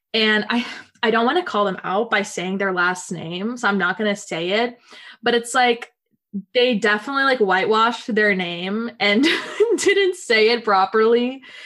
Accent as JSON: {"language": "English", "town": "Nashville", "region": "Tennessee", "country": "United States", "tie": "born or raised there", "moved": "as an adult", "lives_now": "Washington, D.C., United States", "said": "growing up in the South in America, um, the American South"}